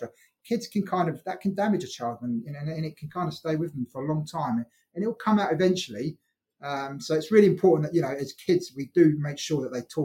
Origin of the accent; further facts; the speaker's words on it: Scotland, United Kingdom; But I'm Scottish. I consider myself to be a Scotsman without an accent. I'm Scottish.